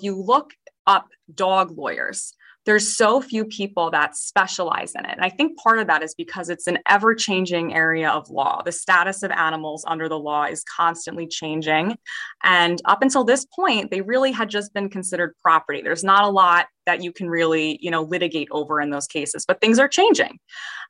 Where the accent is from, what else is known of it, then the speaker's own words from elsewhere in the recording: Chester County, Pennsylvania, United States; moved away as an adult; now in New Jersey, United States; I was from Chester County. So maybe like 45 minutes outside of Philadelphia